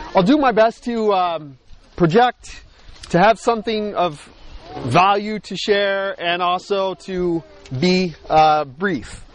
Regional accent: United States; also born or lived in Montreal, Canada; being an American

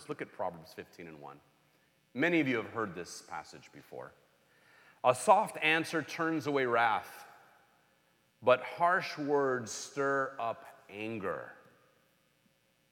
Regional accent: Los Angeles, California, United States; I grew up in Los Angeles

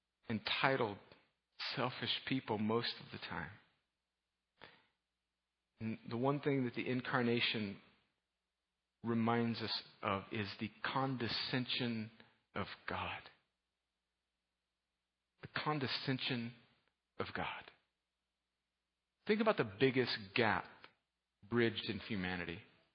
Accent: United States; but I am a American red-blooded male, and I am a football fan.

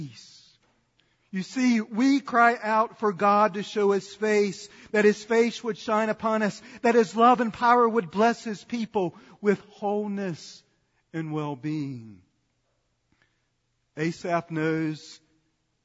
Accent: Sanford, North Carolina, United States; when I was growing up in Sanford, North Carolina

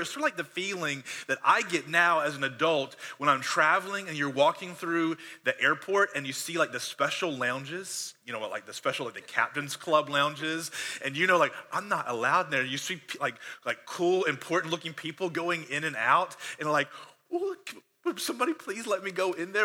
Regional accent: Conway, South Carolina, United States; I was born in South Carolina, here actually in Horry County in 1977.

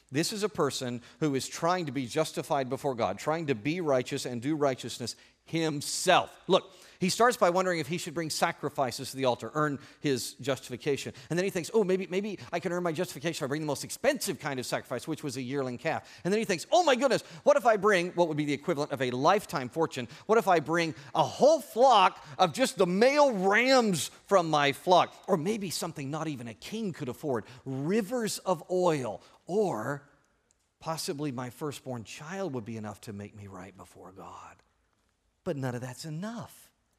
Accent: Oklahoma, United States; as a young Native American when I was growing up in Oklahoma

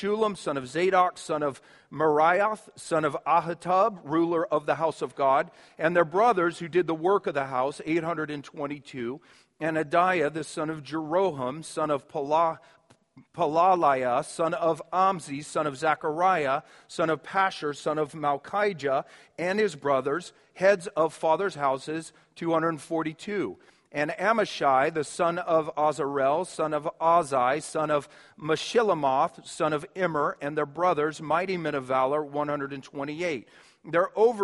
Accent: Kansas City, United States; moved away as an adult; also born or lived in New York City / Mississippi; now in Minnesota, United States; I grew up in Kansas City, so it was a city, but I had fields around me

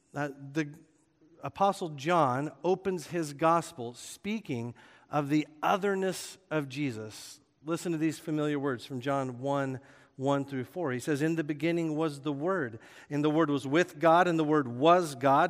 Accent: Oklahoma, United States; moved away; I grew up in Oklahoma

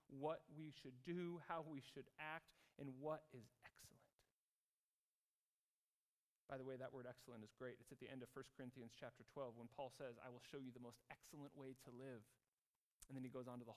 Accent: United States; moved away as an adult; now in Zurich, Switzerland; myself as an American

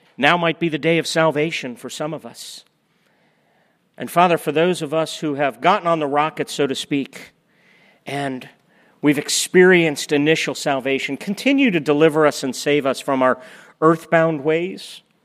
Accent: Florida, United States; We're all from Florida

